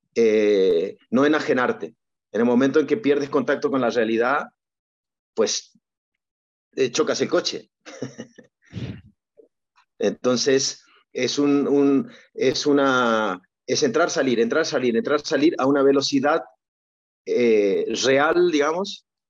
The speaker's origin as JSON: {"language": "Spanish", "country": "Argentina", "tie": "born or raised there", "moved": "yes", "said": "cuando yo era niño, que era muy, muy complejo, era otro mundo, era muy difícil jugar al tenis. Eh, había un momento que había que ir a Buenos Aires"}